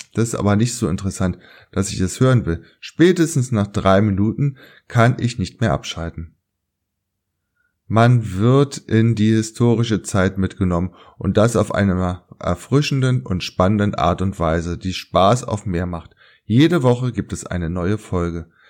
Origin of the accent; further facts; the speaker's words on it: Berlin, Germany; also born or lived in Köpenick, Berlin; Ich, als gebürtiger Weddinger